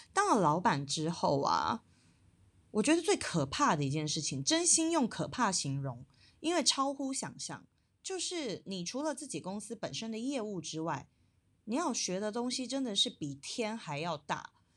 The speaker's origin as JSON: {"language": "Chinese", "country": "Taiwan", "moved": "as an adult", "lives_now": "China", "said": "我在大陆创业，并且我是台湾人的身份"}